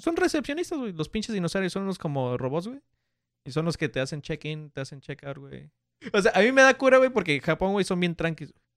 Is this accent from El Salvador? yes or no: no; Mexico; soy mexicano